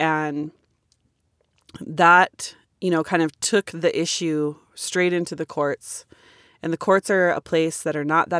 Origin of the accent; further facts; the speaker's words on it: Washington, United States; also born or lived in Hilo, Hawaii; now in Hawaii, United States; I was born in Hilo and raised in Washington State, and have been back in Hawaii in my Oneha now since 2003.